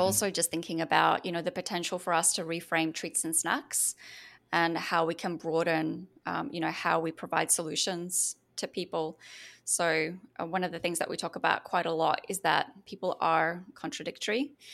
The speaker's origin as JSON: {"language": "English", "country": "Australia", "accent": "Australian", "moved": "as an adult", "lives_now": "United States", "said": "I've actually moved from Australia, which you can probably hear from my accent, um, to the U S, uh, just two months ago."}